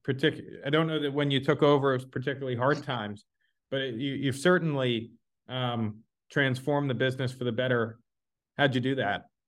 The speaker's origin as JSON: {"language": "English", "town": "Dallas", "region": "Texas", "country": "United States", "moved": "yes", "said": "I'm from Dallas originally"}